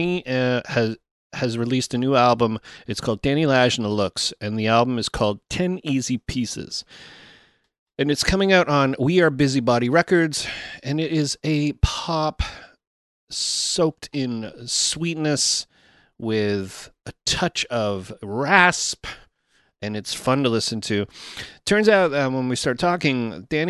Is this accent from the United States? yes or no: no; Toronto, Ontario, Canada; I'm a Toronto boy